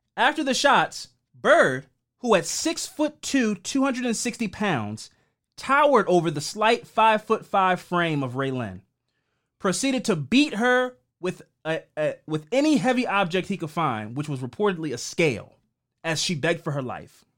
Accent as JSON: {"language": "English", "town": "Baltimore", "region": "Maryland", "country": "United States", "tie": "born or raised there", "said": "we grew up here in Baltimore"}